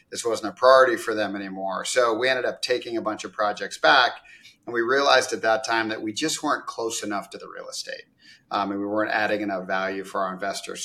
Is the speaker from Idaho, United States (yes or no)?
no; Isla Vista, California, United States; also born or lived in Eugene, Oregon / Orange County, California; I grew up from California originally, and I grew up in California in Isla Vista near UCSB. And then in Eugene, Oregon. So I kind of went back and forth